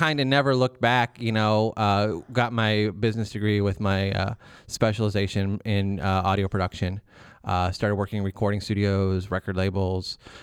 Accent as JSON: {"language": "English", "town": "Milan", "region": "Ohio", "country": "United States", "tie": "born or raised there", "said": "Northern Ohio. This is the Milan area"}